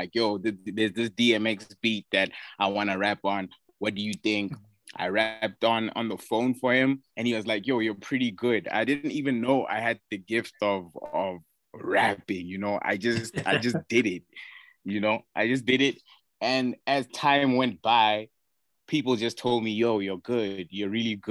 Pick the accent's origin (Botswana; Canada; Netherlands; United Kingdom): Botswana; Gaborone, South-East District; also born or lived in Johannesburg, South Africa; I was raised in Gaborone my whole life